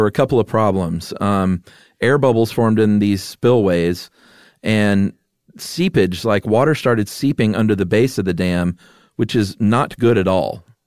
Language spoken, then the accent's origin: English; Atlanta, Georgia, United States; moved away; also born or lived in Yuma; growing up in Atlanta